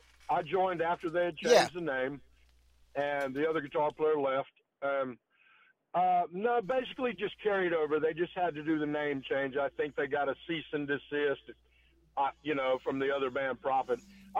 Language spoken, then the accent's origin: English; Asheville, North Carolina, United States; I'm from North Carolina, the Asheville area